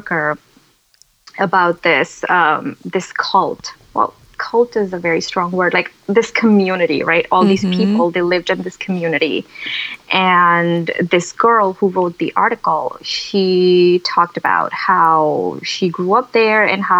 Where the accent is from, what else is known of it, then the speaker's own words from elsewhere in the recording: India; moved away as an adult; so I grew up in India. So I'm from India. So I went to college in India